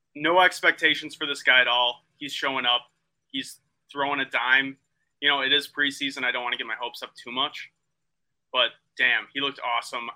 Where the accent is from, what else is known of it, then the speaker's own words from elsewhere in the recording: Mukwonago, Wisconsin, United States; moved away as an adult; now in Minneapolis, United States; I'm from Waguanago